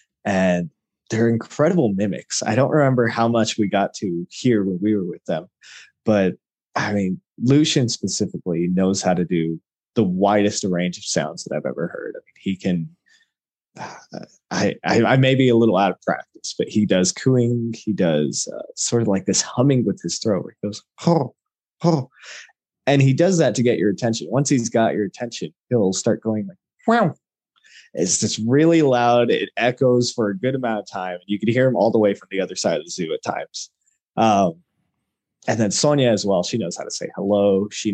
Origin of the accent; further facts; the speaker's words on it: El Paso, Texas, United States; also born or lived in Albuquerque, New Mexico; born and raised in Texas, did as much as I could to get into the animal field here at El Paso through the El Paso Zoo.